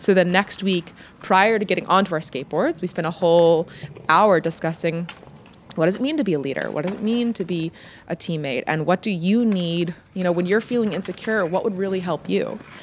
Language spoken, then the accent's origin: English; United States; moved away as an adult; now in Netherlands; I'm from the States